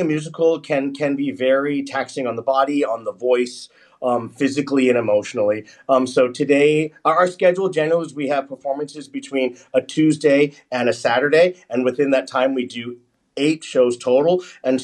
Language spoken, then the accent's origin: English; United States; I grew up in the United States.